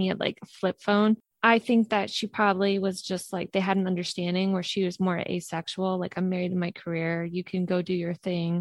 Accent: New York, United States; moved away; I'm originally from New York.

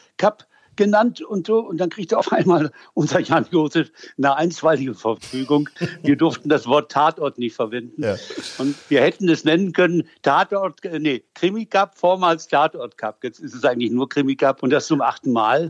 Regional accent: Münster, North Rhine-Westphalia, Germany; ich bin gebürtiger Münsteraner

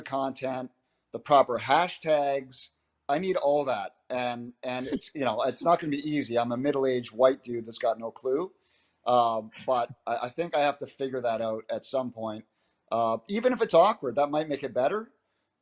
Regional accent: Abbotsford, British Columbia, Canada; I'm from Abbotsford

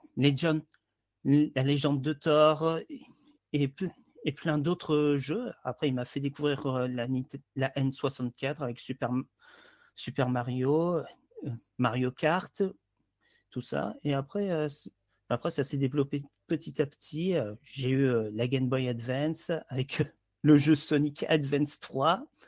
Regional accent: Hérault, Occitania, France; Je suis un sudiste venant de l'Hérault

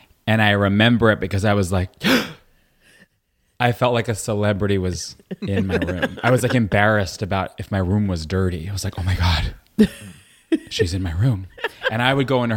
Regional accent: Woodmere, New York, United States; also born or lived in Brooklyn, New York; But when we were six, we moved to Long Island.

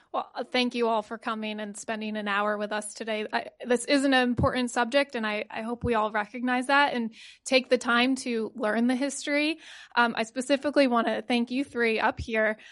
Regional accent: Connecticut, United States; I am a product of public school. Um, you know, I'm from Connecticut

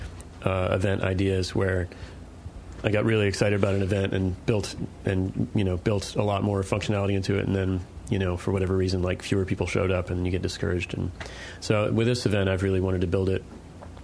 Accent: Sterling, Virginia, United States; I grew up on the Claude Moore Farm in Sterling, Virginia

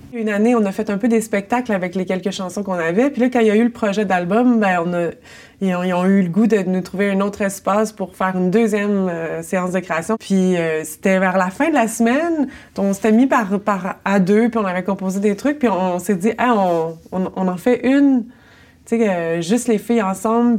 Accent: Longueuil, Quebec, Canada; moved away as an adult; also born or lived in Montreal; je suis euh, née à Longueuil et j'y habite encore

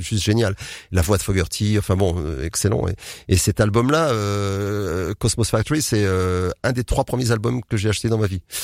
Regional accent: Nantes, Pays de la Loire, France; moved away as an adult; also born or lived in Tours / Bourges / Ireland / Nord; ma ville natale, Nantes

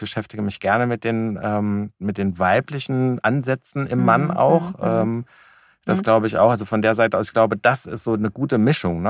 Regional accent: Wiesbaden, Hesse, Germany; komme aus Wiesbaden

